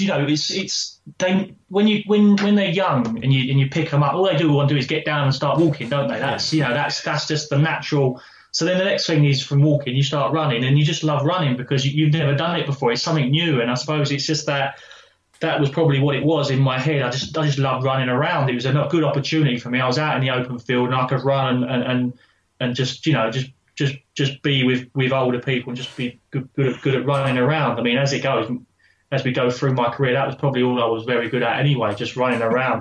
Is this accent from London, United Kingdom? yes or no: no; Southend-on-Sea, East of England, United Kingdom; I was born in Southend uh, in Essex